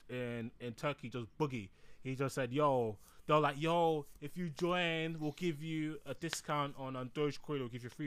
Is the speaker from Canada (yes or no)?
no; England, United Kingdom; I'm from England